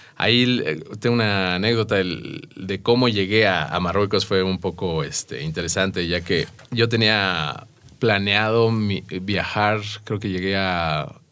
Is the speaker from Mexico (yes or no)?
yes; Mexico; aquí como mexicano